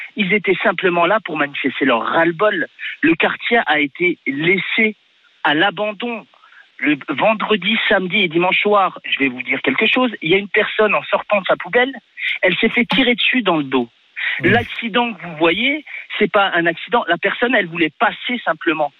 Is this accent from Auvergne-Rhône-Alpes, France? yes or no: no; Dijon, Bourgogne-Franche-Comté, France; je suis un jeune des quartiers. J'ai habité euh, à 100 mètres. Ça fait un an et demi que j'ai déménagé du quartier des Grésies